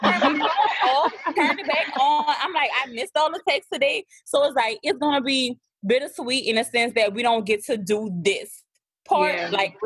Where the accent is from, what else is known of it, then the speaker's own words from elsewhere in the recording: New Orleans, Louisiana, United States; accent: thick; I'm from New Orleans